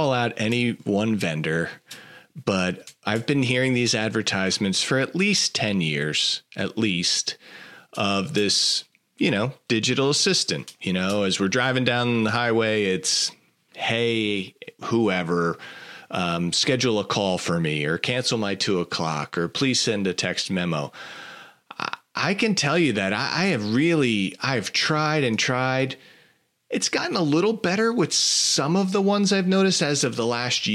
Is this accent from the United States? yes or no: yes; New York City, New York, United States; now in the South, United States; I grew up in New York City area